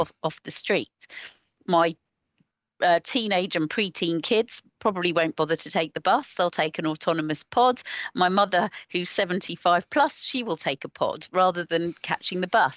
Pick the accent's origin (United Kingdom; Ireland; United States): United Kingdom; Watford, East of England; now in the Fens, Cambridgeshire, United Kingdom; I'm originally from Watford